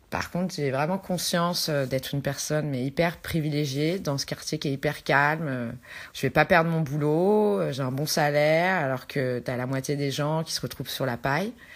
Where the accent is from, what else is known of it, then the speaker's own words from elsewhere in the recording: France; now in Buenos Aires, Argentina; je suis française.